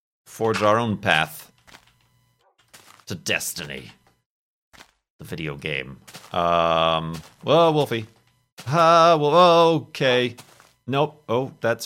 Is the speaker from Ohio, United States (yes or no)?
no; Chicago, Illinois, United States; moved away; also born or lived in Arizona; I grew up in the Chicago area